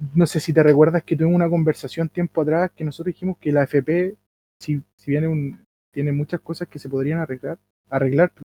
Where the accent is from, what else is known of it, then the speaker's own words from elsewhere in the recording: Chile; Nosotros como chilenos